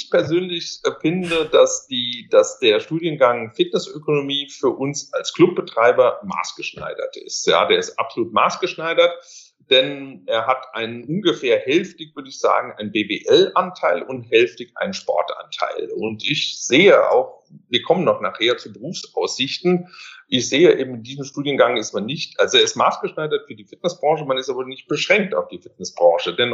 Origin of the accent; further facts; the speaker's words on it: Mainz, Rhineland-Palatinate, Germany; born there; also born or lived in Switzerland; Ich bin ähm, ja ursprünglich geboren in Mainz vor vielen, vielen Jahren.